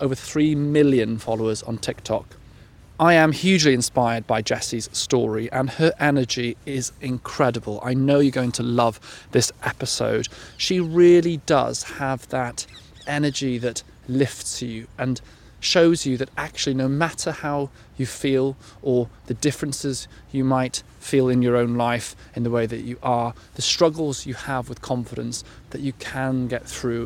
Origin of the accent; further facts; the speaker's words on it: South Wales, United Kingdom; moved away; we are both South Walians. We're proud Welsh peoples.